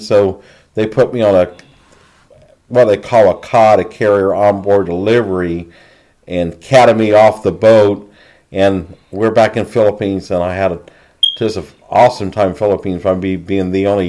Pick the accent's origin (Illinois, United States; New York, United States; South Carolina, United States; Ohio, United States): South Carolina, United States; Charleston; moved away as an adult; I'm from Charleston, South Carolina. Charleston back at that time, growing up, was a pretty rural southern city.